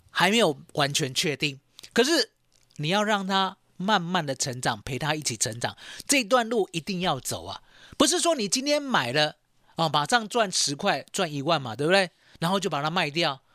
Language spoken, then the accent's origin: Chinese; Taiwan; 我们台湾人很厉害哦